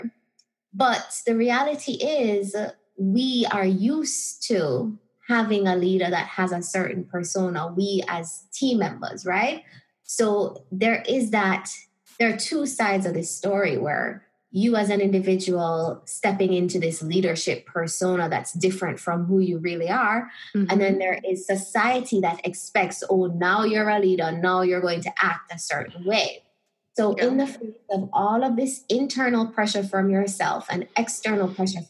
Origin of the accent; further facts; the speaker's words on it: Jamaica; moved away as an adult; also born or lived in Chicago, United States / Spain; I felt very disconnected from my identity as a Jamaican